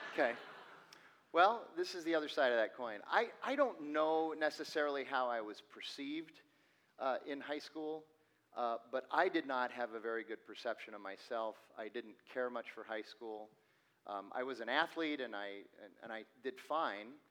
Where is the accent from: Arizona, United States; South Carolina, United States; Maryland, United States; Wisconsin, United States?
Arizona, United States; Phoenix; I was born and raised here in Phoenix